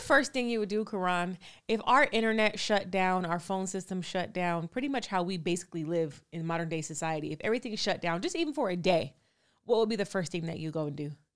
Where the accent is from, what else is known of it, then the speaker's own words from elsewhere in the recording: California, United States; I'm from California